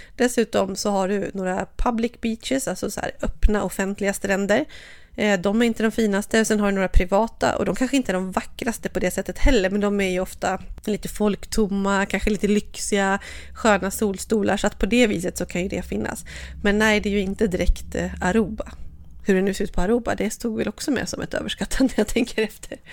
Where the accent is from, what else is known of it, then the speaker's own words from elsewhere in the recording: Sweden; hemma i Sverige